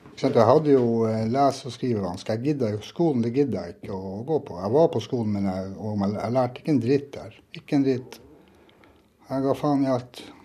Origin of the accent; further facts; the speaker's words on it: Norway; jeg som nordmann